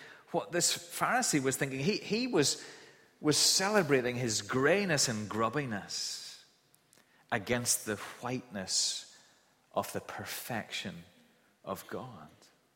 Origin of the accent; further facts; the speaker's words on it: Kilkeel, Northern Ireland, United Kingdom; the house that I grew up in Kilkeeler, in the countryside outside Kilkeeler.